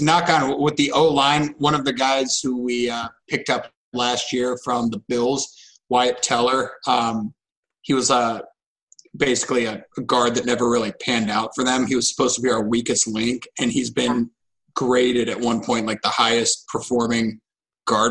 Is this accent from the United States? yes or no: yes; Columbus, Ohio, United States; I grew up in Columbus, like Buckeye fan